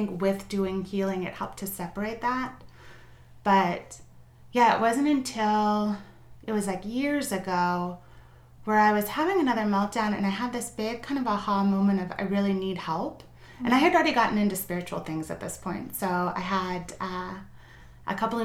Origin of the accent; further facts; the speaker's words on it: Northern California, United States; moved away as an adult; also born or lived in Chicago; I grew up in Northern California